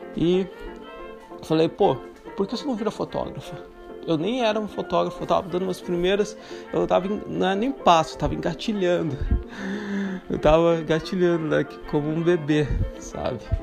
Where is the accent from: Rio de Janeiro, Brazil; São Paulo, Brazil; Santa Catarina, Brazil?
Santa Catarina, Brazil; moved away as an adult; also born or lived in Morocco / Ireland / Greece; sendo brasileiro, Santa Catarina